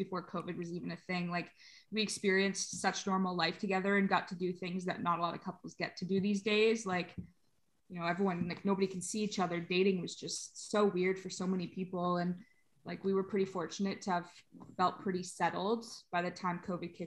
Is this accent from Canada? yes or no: yes; Brampton, Ontario, Canada; moved away as an adult; we ended up back in my hometown of Brampton